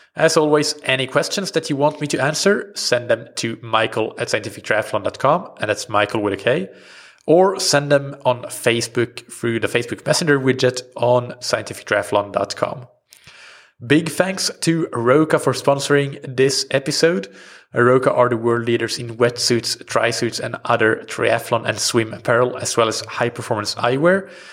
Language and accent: English; Sweden; first language Swedish; English is a second language; my native language swedish